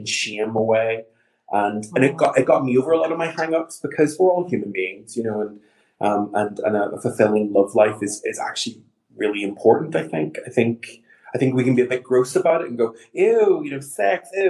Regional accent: Northern Ireland, United Kingdom; now in London, United Kingdom; I'm from Northern Ireland, and even though I'm an out and proud gay man, I also grew up in Northern Ireland

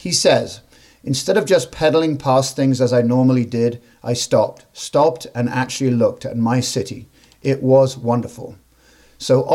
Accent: England, United Kingdom; now in United States; I grew up in England

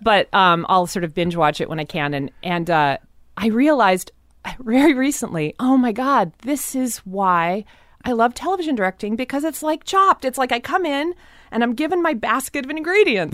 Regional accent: Seattle, Washington, United States; most of Seattle is very, very white

